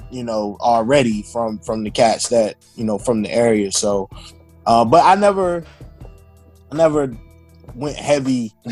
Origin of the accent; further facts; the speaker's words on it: Virginia, United States; also born or lived in North Carolina; even after I had been in North Carolina for a while, I didn't talk like I was from North Carolina, but I didn't really talk like I was from Northern Virginia.